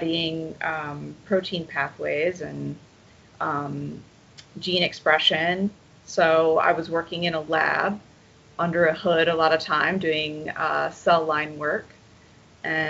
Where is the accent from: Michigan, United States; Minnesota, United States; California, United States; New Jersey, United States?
Michigan, United States; moved away; I grew up in Michigan